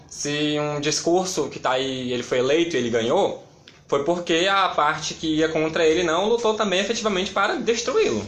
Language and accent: Portuguese; Camocim, Ceará, Brazil; Com a minha família, que sou de lá, de Camusim